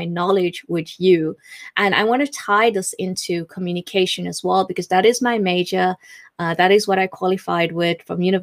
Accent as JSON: {"language": "English", "country": "South Africa", "moved": "as an adult", "lives_now": "England, United Kingdom", "said": "I am still South African, but I live in England."}